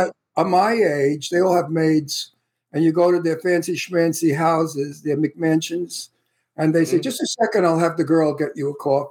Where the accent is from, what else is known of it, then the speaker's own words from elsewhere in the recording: New York City, New York, United States; accent: Brooklyn; moved away as an adult; also born or lived in Astoria, Queens; now in California, United States; I was born in the Red Hook Projects in Red Hook. And I lived until my father bought a house in Astoria, Queens. And then we moved to Queens.